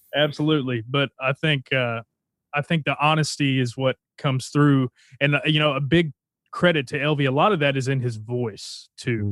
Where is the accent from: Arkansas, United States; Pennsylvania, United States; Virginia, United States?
Arkansas, United States; Texarkana; moved away; I grew up in Texarkana, Arkansas, and, uh, it's a little town right on the border of Texas.